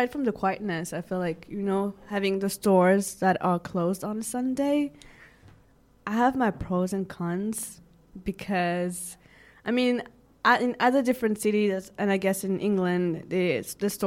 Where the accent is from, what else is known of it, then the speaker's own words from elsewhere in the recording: Switzerland; I am born and raised in Switzerland